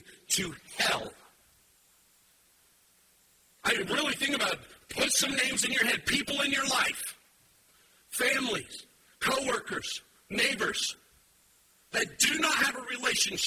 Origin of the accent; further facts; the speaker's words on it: United States; I like being American. I like this land.